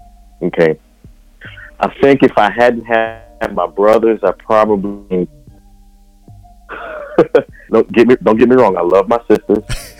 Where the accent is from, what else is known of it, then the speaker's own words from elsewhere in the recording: Thibodaux, Louisiana, United States; I hail from South Louisiana, a little town called Thibodaux. And let's see, I'm the middle child of 11. What else? Oh, I'm a photographer. I'm a regular churchgoer.